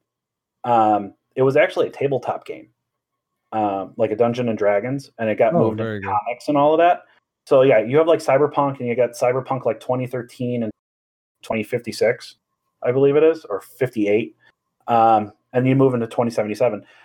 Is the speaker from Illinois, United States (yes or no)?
yes; Chicago, Illinois, United States; I'm from the South Side also